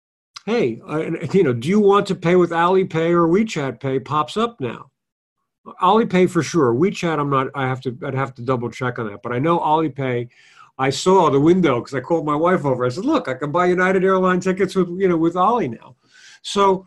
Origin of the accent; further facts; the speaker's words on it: Italy; moved away; I'm in my hometown in Italy, which is small.